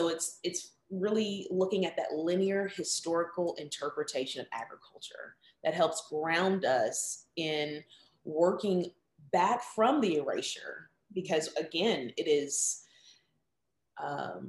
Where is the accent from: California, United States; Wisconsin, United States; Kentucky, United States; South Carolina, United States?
Kentucky, United States; Lexington; based here in the city of Lexington, my hometown that I love so much